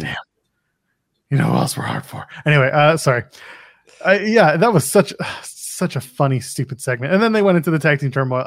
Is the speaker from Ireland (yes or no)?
no; Canada; I'm a Canadian